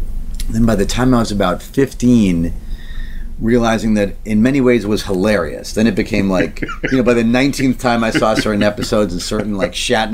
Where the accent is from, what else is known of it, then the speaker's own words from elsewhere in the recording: New York City, New York, United States; I grew up in Queens, so you can't avoid the streets.